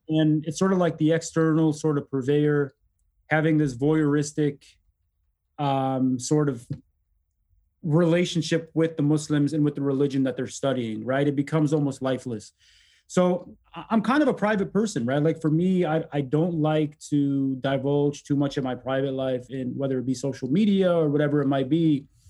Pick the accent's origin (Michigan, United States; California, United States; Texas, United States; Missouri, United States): Michigan, United States; Detroit; also born or lived in Egypt; growing up in Detroit really politicized me